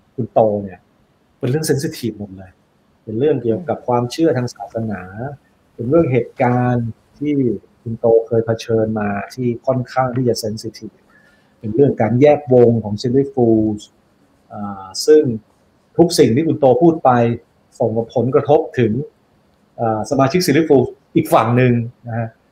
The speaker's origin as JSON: {"language": "Thai", "region": "Isan", "country": "Thailand", "said": "ผมเป็นคนอีสาน"}